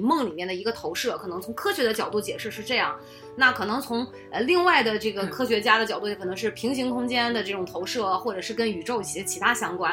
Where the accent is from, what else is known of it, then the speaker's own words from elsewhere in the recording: China; 因为咱们就是中国人嘛，毕竟